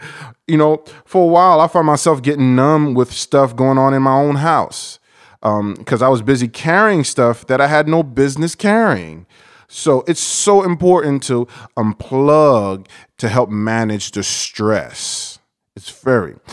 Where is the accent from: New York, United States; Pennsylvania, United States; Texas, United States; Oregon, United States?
New York, United States; I'm from New York, and I have Haitian and Dominican in my blood